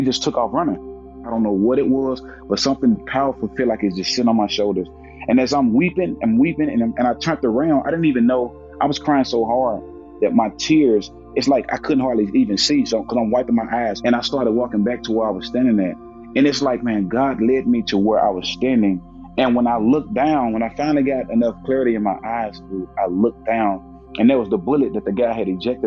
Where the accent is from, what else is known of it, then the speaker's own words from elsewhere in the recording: Jackson, Tennessee, United States; I grew up in Jackson, Tennessee, a town an hour outside of Memphis, Tennessee